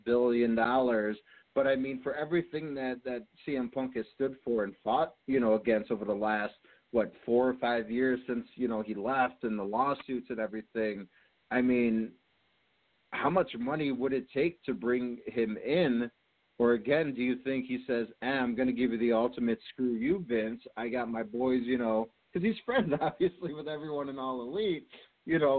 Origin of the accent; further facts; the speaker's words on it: Chicago, Illinois, United States; I'm from the Chicagoland area